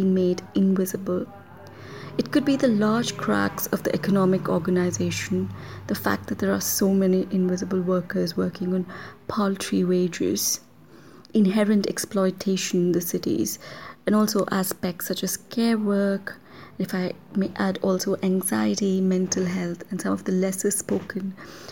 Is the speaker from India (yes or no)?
yes; Mysore, Karnataka, India; doing field work in my hometown